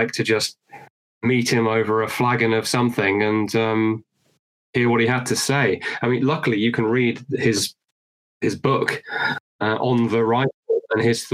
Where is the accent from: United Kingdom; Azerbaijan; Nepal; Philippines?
United Kingdom; I'm British